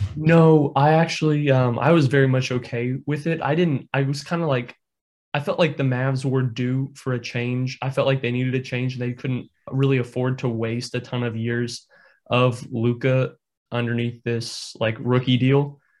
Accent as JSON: {"language": "English", "region": "Indiana", "country": "United States", "tie": "born or raised there", "said": "I'm born and raised in Indiana"}